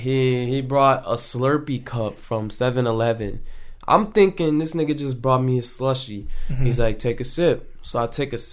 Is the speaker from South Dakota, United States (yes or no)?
no; Richmond Heights / Euclid area, near Cleveland, later Westlake, Ohio, United States; I moved, so I wasn't from Westlake originally. Okay. I moved from Richmond Heights to a city in, like, over by, like, Euclid, coming by Cleveland.